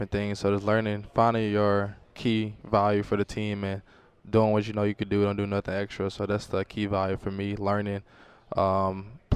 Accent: Memphis, Tennessee, United States; me playing in my hometown

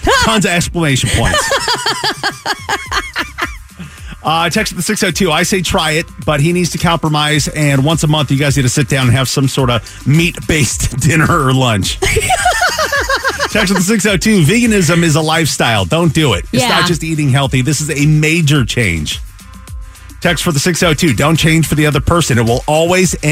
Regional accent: Seattle, Washington, United States; moved away as an adult; now in Phoenix, United States; I grew up in the Seattle area.

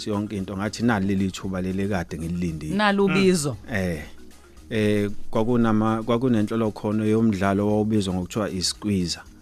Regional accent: Mangete, KwaZulu-Natal, South Africa; Ngizalelwe eh endaweni yaseMangethe emacambini ngaphansi kwenkosi u uMathaba ngafunda e, e e primary e ewango primary ngaqeda umatric wami esomshoko secondary

